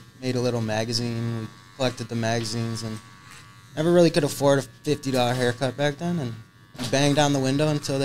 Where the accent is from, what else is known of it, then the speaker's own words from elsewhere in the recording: Rochester, New York, United States; I'm from Rochester, New York